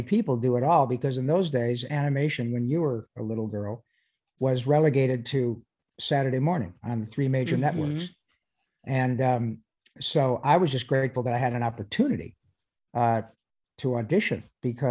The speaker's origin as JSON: {"language": "English", "region": "Michigan", "country": "United States", "tie": "born or raised there", "moved": "yes", "said": "I grew up in Michigan"}